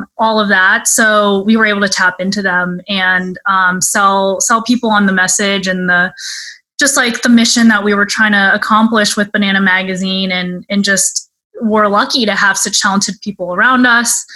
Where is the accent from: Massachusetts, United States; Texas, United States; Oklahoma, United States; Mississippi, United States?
Texas, United States; Dallas; moved away as an adult; now in New York, United States; first generation from Texas. So mostly grew up in Dallas. And yeah, I've been in New York for about 8 years